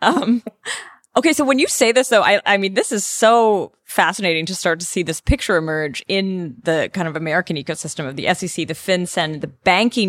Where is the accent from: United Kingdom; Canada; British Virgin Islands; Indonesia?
Canada; now in Germany; I'm Canadian living in Germany